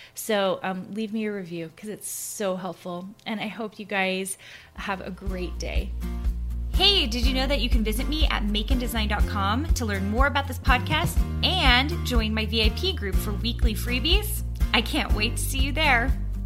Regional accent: Clarksville, Tennessee, United States; also born or lived in Minnesota; now in Utah, United States; I'm originally from Tennessee. I grew up in Tennessee, in a little town called Clarksville

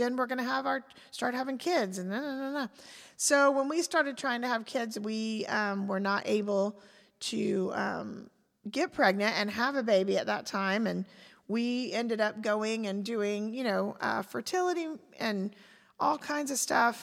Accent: Pensacola, Florida, United States; moved away as an adult; also born or lived in Fayetteville, Arkansas / Chattanooga, Tennessee / Charlotte, North Carolina; we both ended up, you know, in our, as children in Pensacola with our families.

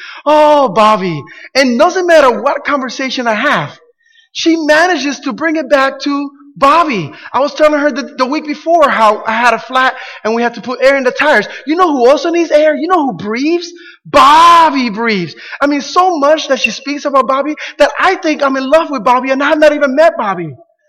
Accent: Camden, New Jersey, United States; I had a church where I grew up in Camden, New Jersey.

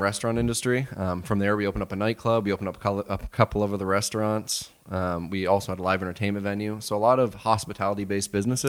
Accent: Blenheim, Ontario, Canada; now in Windsor, Canada; We're from Blenheim. So small town, four thousand people

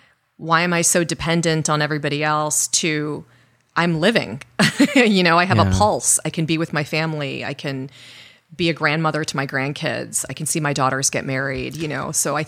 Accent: Illinois, United States; born there; also born or lived in South Korea / Middle East; Is, you know, and I grew up in the Middle East. Mm. So interestingly enough, I was born in Illinois, and we moved to South Korea when I was you know, young, and then we lived in the Middle East for a long time, and then moved back to the U.S.

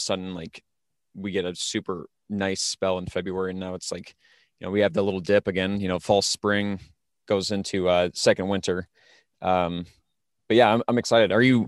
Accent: Iowa, United States; So I'm from South Central Iowa, and I always saw that, you know, we had very different weather than Northern Iowa

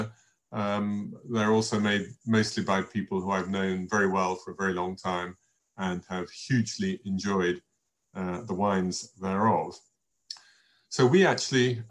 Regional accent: England, United Kingdom; myself being English all the way through

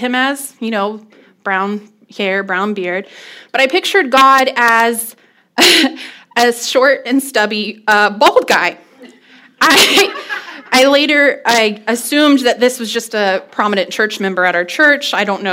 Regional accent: Fort Smith, Arkansas, United States; I was born the youngest of six in Fort Smith, Arkansas

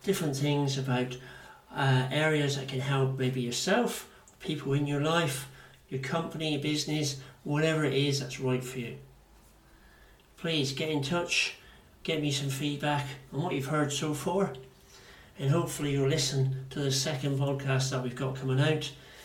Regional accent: Plymouth, South West England, United Kingdom; accent: Devonshire accent / Janner; they can hear the Devonshire accent or the Janner in me. That's what it's called. So I'm quite proud of my accent.

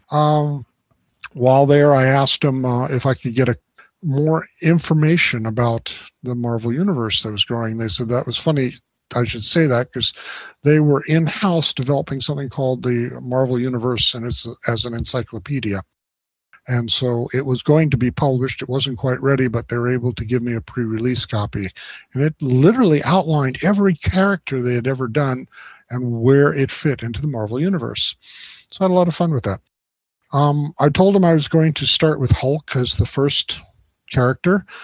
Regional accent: Florida, United States; I grew up in Florida. I lived my life in Florida and really hadn't traveled much

